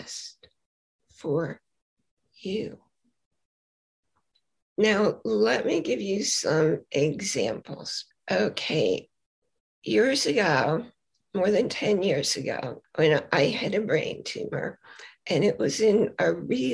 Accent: New York City, New York, United States; moved away; also born or lived in Boise, Idaho; I was born in Brooklyn, New York

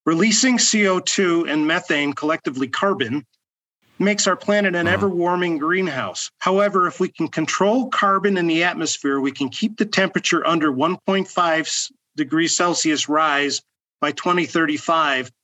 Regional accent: Chicago, Illinois, United States; moved away as an adult; now in New Mexico, United States; I came to New Mexico from my hometown of Chicago 7 years ago

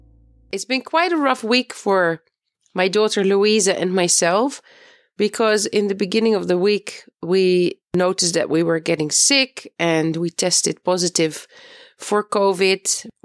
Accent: Netherlands; moved away as an adult; now in Beit Safafa, Palestine; I am originally from the Netherlands and I am married to a Palestinian. We live in Beit Safafa between Jerusalem and Bethlehem

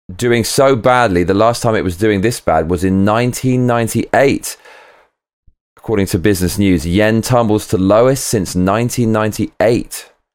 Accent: United Kingdom; I'm British

